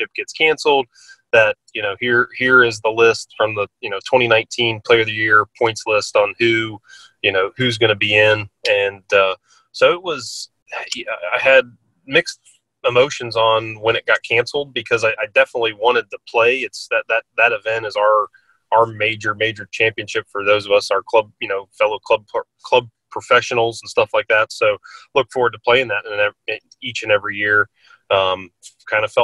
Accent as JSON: {"language": "English", "town": "Cincinnati", "region": "Ohio", "country": "United States", "tie": "born or raised there", "said": "growing up in Cincinnati"}